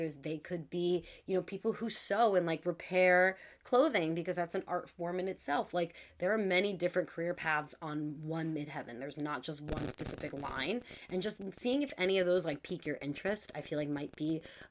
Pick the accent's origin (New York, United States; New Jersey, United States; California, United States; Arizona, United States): New York, United States; I'm from New York.